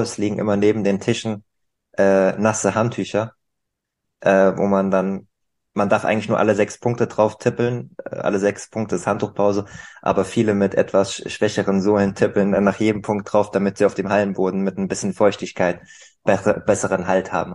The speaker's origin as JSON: {"language": "German", "country": "Germany"}